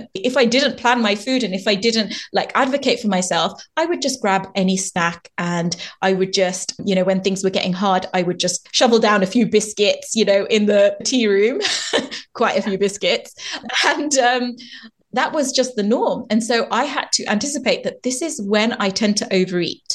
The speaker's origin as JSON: {"language": "English", "country": "India", "said": "Being an Indian woman"}